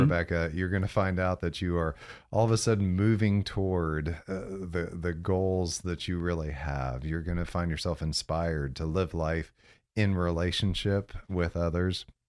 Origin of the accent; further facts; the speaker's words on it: Central Florida, United States; also born or lived in Galesburg, Illinois; born in Illinois, so I'm a Midwesterner, but grew up here in Central Florida, uh, seventy-eight on. So I, we moved when I was nine, nine years old